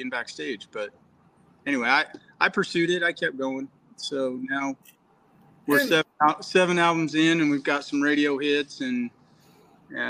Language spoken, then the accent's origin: English; Utah, United States; I grew up in Utah